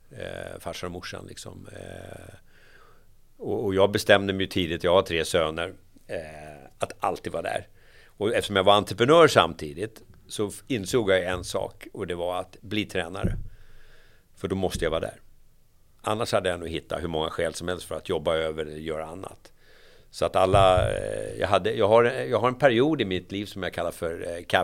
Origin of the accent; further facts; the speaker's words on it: Järfälla, Stockholm County, Sweden; I Järfälla, Jakobsberg.